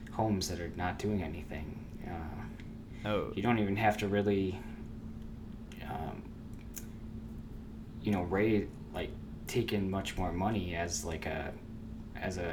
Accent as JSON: {"language": "English", "region": "Maryland", "country": "United States", "said": "I'm from the People's Republic of Maryland"}